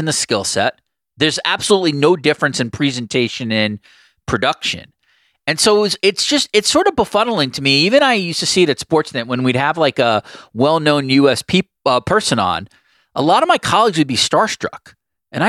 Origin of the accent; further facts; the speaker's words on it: United States; moved away as an adult; now in Toronto, Canada; I'm an American who moved to Toronto in 2018